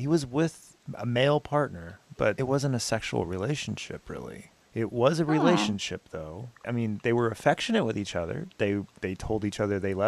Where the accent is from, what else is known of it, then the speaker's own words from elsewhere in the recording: Midwest, United States; I grew up skateboarding in the Midwest in the 90s